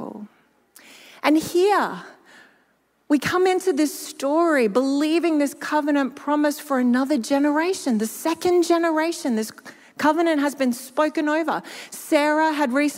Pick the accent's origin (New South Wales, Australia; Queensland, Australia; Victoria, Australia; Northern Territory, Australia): Queensland, Australia; Gympie; moved away; my hometown of Gympie